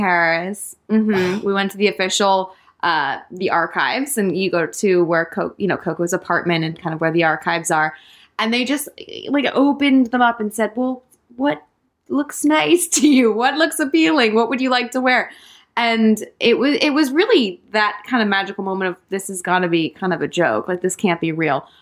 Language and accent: English; West Sussex, South East England, United Kingdom; I was born in West Sussex in England, in the countryside, and I grew up there